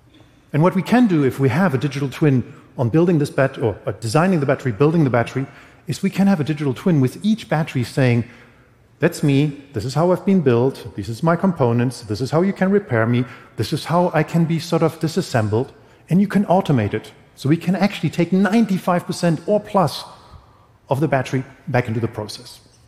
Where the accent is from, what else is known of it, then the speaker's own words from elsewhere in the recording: Berlin, Germany; English is a second language; This is a part, I come from Berlin. This is an old industrial part of this town, which we are going to rebuild completely.